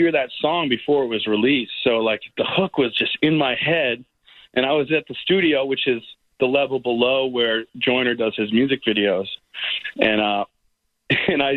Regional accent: New Hampshire, United States; moved away as an adult; also born or lived in Key West, Florida / Tampa, Florida; the more like angsty metal scene was my scene growing up in New Hampshire

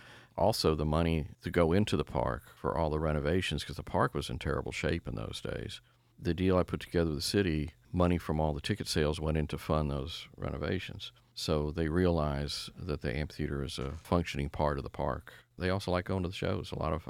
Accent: Atlanta, Georgia, United States; We're both from Atlanta. We were very proud of Atlanta

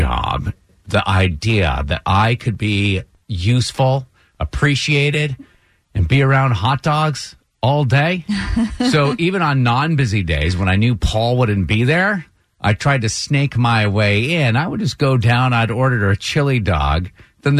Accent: Brattleboro, Vermont, United States; he set up a little hot dog stand on Main Street in Brattleboro, Vermont, my hometown.

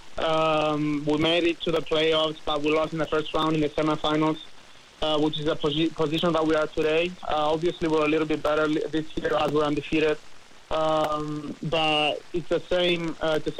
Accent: Cyprus; moved away as an adult; also born or lived in Memphis / Jacksonville; now in United States; I'm from Cyprus, but I also have the U.S. citizenship.

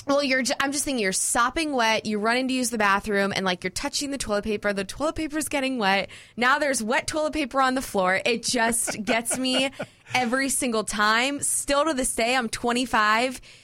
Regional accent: South Florida, United States; I grew up in South Florida.

